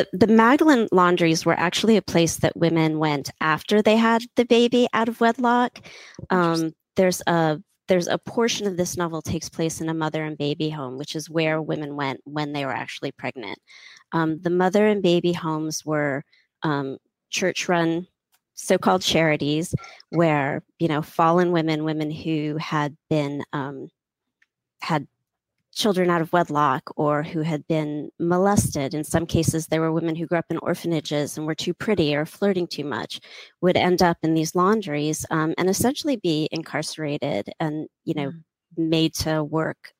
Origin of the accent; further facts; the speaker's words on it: United States; I'm American